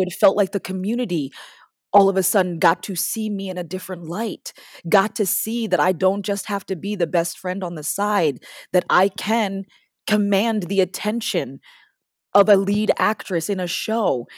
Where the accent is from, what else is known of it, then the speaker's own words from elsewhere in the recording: Parsippany, New Jersey, United States; moved away as an adult; also born or lived in Washington, D.C. / Maryland; I started doing musical theater at this little place in my hometown called All Children's Theater in Parsippany, New Jersey